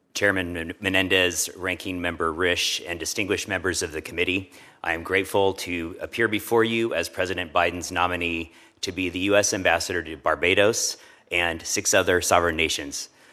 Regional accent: Westport, Washington, United States; also born or lived in Seattle; I grew up in Westport, Washington, a small fishing and tourist town on the Pacific Ocean.

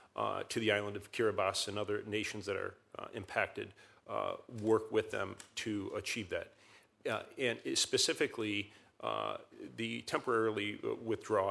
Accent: Michigan, United States; I'm from Michigan

